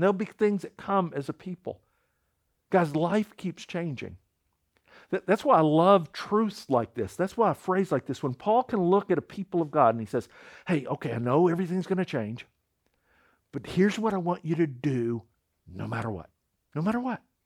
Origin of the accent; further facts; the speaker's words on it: United States; I'm an American citizen